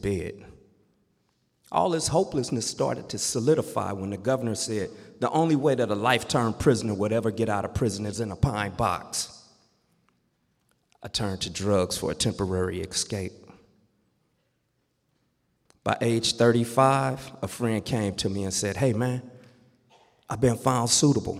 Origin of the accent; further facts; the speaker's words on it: Los Angeles, California, United States; Growing up in Watts, California